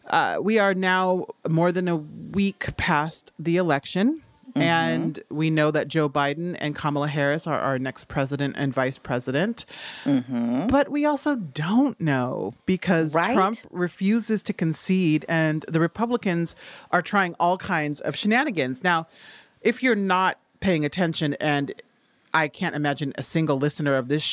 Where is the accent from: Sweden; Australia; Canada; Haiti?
Haiti; But excuse me, I'm from Haiti. I know a fucking coup when I see one.